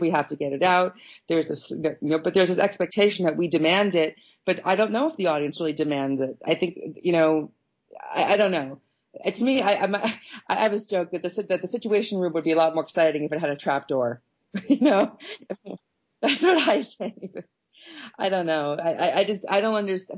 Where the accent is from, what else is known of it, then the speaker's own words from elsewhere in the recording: Long Island, New York, United States; I'm from Long Island. I'm like this Long Island Jewish person